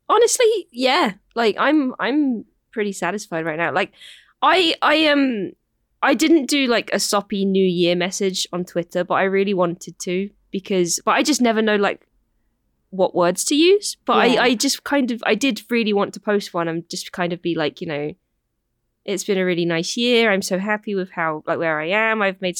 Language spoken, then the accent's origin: English; United Kingdom; I'm not satisfied. I am British.